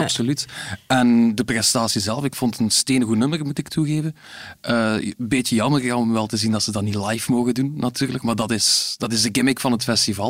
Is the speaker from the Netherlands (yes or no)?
no; Sint-Niklaas, Flanders, Belgium; mijn thuisstad